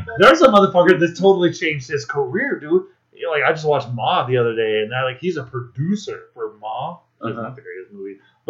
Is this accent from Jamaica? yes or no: yes; Saint Ann Parish, Jamaica; I'm from St. Anne